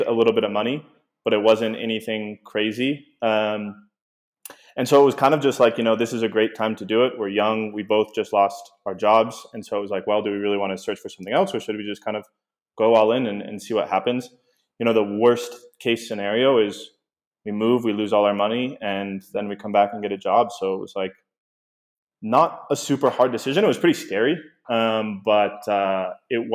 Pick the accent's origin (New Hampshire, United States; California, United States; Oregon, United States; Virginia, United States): Oregon, United States; Portland; moved away as an adult; also born or lived in Puerto Vallarta, Mexico; we are originally from Portland, Oregon.